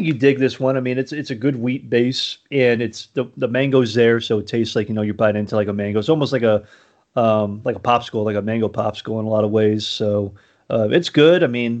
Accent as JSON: {"language": "English", "town": "Miami", "region": "Florida", "country": "United States", "moved": "yes", "lives_now": "Nashville, United States", "said": "I'm not from Nashville, originally from Miami, Florida, but working in Nashville now."}